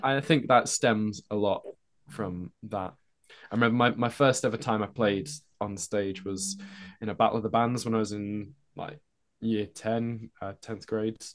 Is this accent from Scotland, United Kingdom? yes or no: no; Norwich, East of England, United Kingdom; that's where I kinda grew up